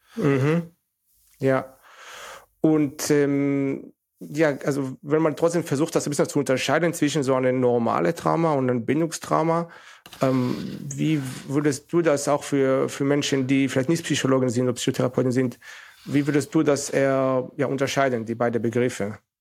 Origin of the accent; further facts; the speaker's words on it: Northern District, Israel; German is a second language; moved away as an adult; now in Germany; ich musste auch zum Militär, also mit 18, von 18 bis 21, weil ich in Israel abgewachsen bin